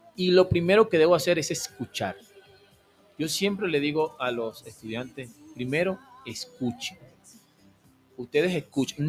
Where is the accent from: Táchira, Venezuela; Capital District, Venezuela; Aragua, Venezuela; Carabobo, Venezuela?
Aragua, Venezuela; Maracay; moved away as an adult; also born or lived in Guayaquil, Ecuador; now in Ambato, Ecuador; Yo soy de la costa, yo soy de Aragua, Maracay.